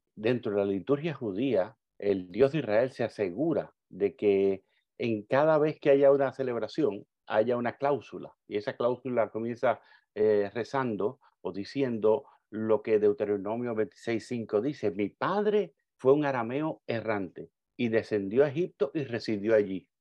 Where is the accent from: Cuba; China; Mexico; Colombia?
Cuba; moved away; yo recuerdo cuando pequeño viviendo en Cuba, yo soy cubano, nací en Cuba socialista